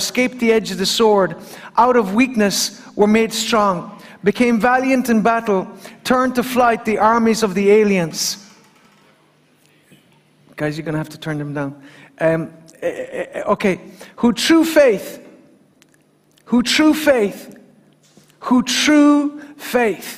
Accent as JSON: {"language": "English", "town": "Killarney", "region": "Munster", "country": "Ireland", "tie": "born or raised there", "said": "as a little boy growing up in Killarney"}